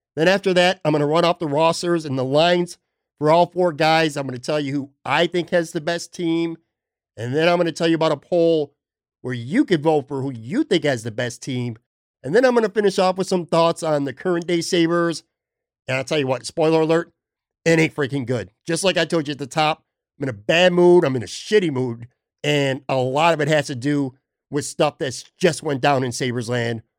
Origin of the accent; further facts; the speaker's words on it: Buffalo, New York, United States; moved away as an adult; now in Florida, United States; I'm born and raised in Buffalo, spent my most, most of my life there